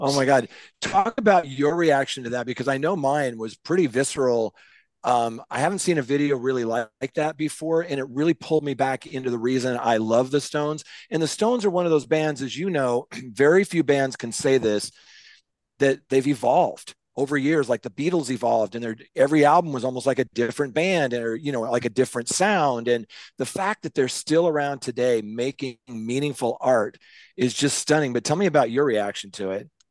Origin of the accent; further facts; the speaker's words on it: Seattle, Washington, United States; I was growing up in Seattle listening to K J R A M radio